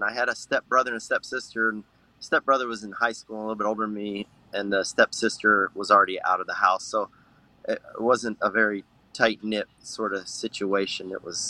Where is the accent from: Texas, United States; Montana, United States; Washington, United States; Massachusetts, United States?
Texas, United States; Odessa; now in Dallas, United States; I grew up in Odessa, Texas. That's where the oil comes from, if anybody doesn't know where that place is. It's out in West Texas. Nice and flat out there and deserty.